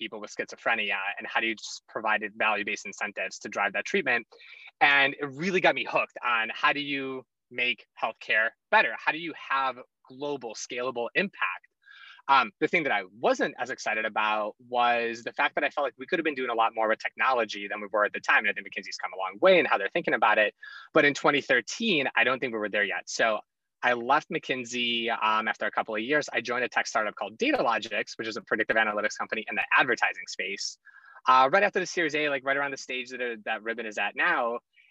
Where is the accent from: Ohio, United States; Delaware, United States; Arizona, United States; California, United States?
Ohio, United States; Cleveland; also born or lived in Russia / Chicago; I was born in Russia and I moved to Cleveland when I was 8 years old, grew up in the Midwest. I was a Midwest kid through and through